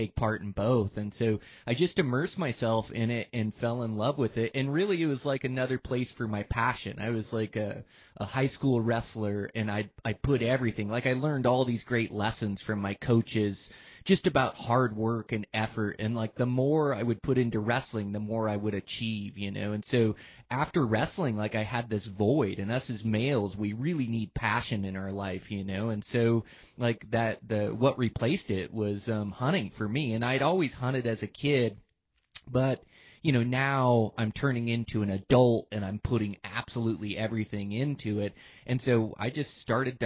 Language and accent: English; Washington, United States; moved away as an adult; I was born and raised in Washington